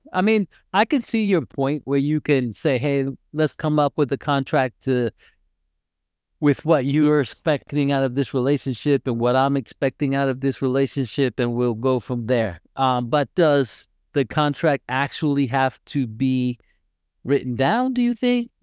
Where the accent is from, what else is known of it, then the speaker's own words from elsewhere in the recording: United States; being an American, I mean, and they actually know, although I speak Spanish, they do know that I am not from there because my accent is totally different